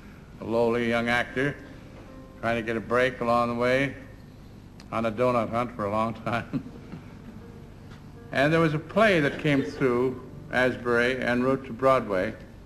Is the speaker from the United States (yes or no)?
no; Ireland; I'm an extrovert. I'm an Irish show-off. I like to be on all the time.